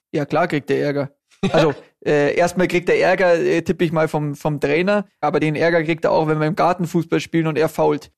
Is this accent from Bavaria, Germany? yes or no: yes; Munich, Bavaria, Germany; wir sind beide in München geboren, äh, unsere Kinder sind auch in München geboren, also alles waschechte Münchner